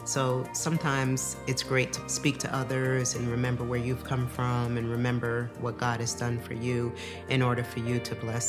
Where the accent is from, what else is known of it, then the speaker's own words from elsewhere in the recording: New York, United States; I grew up in New York.